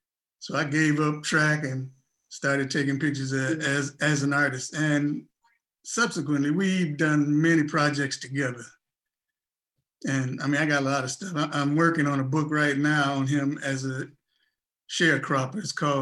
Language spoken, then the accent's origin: English; Chicago, Illinois, United States; You know, I was coming from Chicago, going to a all-white school in Tennessee, 25 miles from Nashville, on a track scholarship.